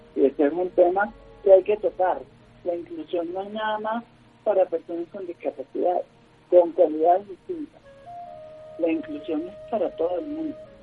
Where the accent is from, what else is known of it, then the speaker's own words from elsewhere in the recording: Venezuela; moved away as an adult; now in Colombia; no puedo desarrollar actualmente en mi país, por, por las circunstancias que, vivimos en Venezuela